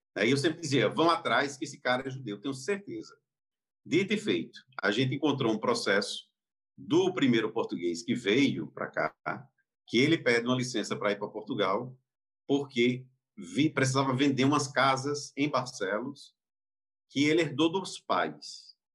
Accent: Campina Grande, Paraíba, Brazil; eu nasci em Campina Grande. Em Campina Grande é uma cidade do interior aqui da Paraíba

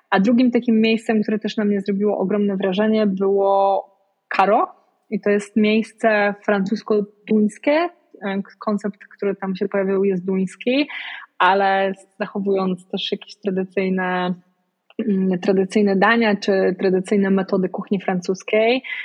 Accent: Poland; wychowując się w małym mieście w Polsce

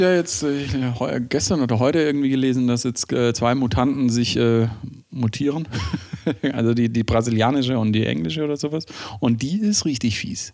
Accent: Germany; bei uns in Deutschland

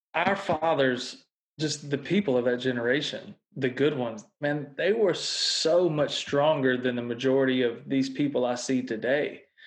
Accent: Mississippi, United States; I was born and raised in Mississippi

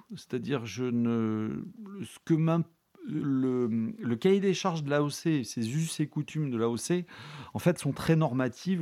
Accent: La Réole, Nouvelle-Aquitaine, France; moved away; Je suis originaire de là

